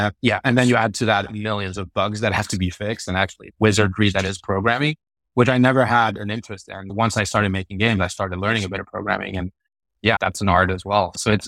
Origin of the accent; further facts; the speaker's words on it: France; also born or lived in Sweden; basically I grew up in Sweden and France. So I'm half French, half Swedish. Grew up in Europe a little bit back and forth, but most of my kid year in France and most of my teenage years in Sweden.